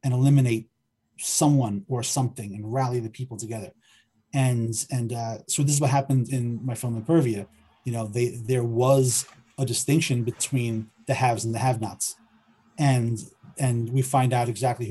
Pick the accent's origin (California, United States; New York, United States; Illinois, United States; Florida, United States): New York, United States; New York City; growing up in Forest Hills, Queens, when I was a little kid